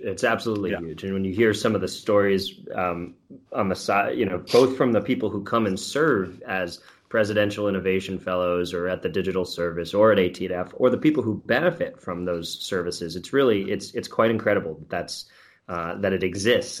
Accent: New York, United States; as a fellow New Yorker

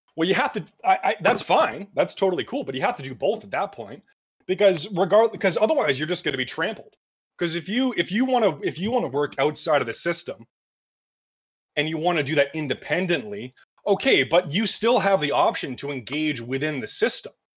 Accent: Canada; I'm from Canada

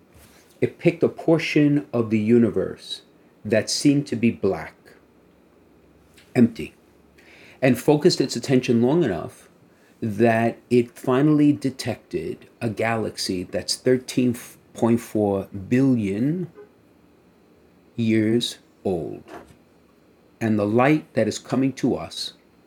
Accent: New York City, New York, United States; growing up in Brooklyn

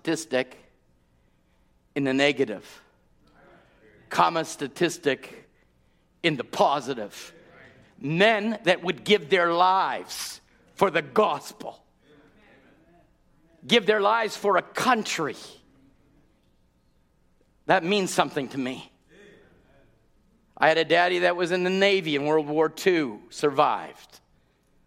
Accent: Canada; I'm a Canadian

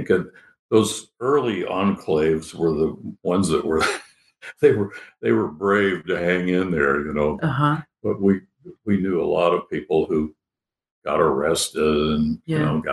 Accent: Kansas, United States; moved away as an adult; also born or lived in Wichita, Kansas / New York; I grew up in Kansas in the early days

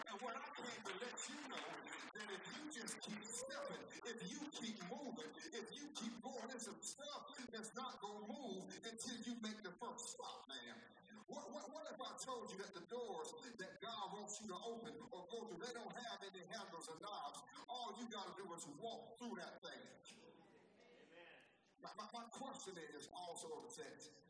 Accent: Vidalia, Georgia, United States; I'm from Vidalia, Georgia.

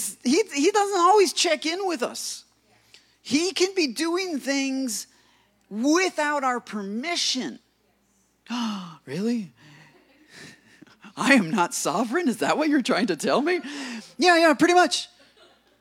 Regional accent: United States; being an American

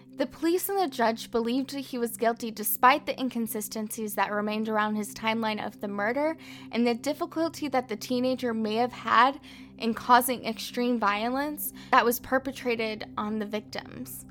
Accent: Texas, United States; moved away as an adult; now in France; I'm originally from the United States of America, Texas to be exact, and in 2018 I moved to France

